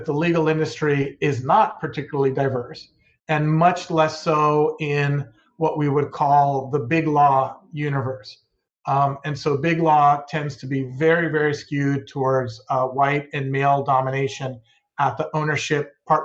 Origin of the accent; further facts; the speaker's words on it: Southern California, United States; also born or lived in Mexico; I was born in the United States in Southern California, but I was raised in both Southern California and in Mexico